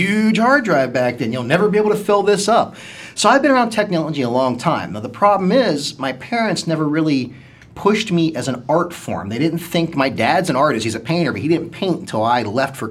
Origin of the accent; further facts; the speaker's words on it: Ohio Valley, United States; moved away as an adult; now in Akron, United States; We grew up in the Ohio Valley